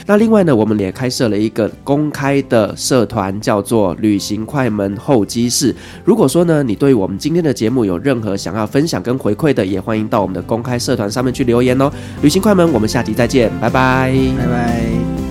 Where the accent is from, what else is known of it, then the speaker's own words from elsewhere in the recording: Taiwan; 我们台湾人